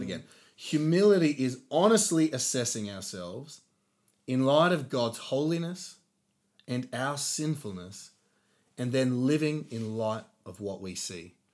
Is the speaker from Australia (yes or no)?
yes; Australia; growing up in Australia, I think we thought we were humble because we talked ourselves down a lot